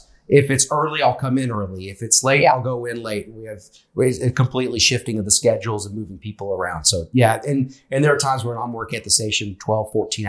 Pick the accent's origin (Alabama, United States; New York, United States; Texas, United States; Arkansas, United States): Arkansas, United States; also born or lived in Missoula, Montana; I'm a Southern boy. I'm from Arkansas.